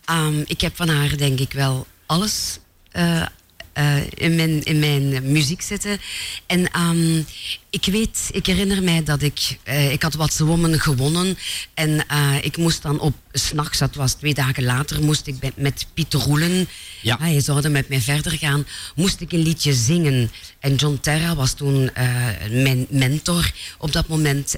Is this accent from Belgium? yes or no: yes; Mopertingen, Flanders, Belgium; mopetingen is heel nederig, een klein dorpje, eh, twaalfhonderd inwoners. Maar ik ben daar geboren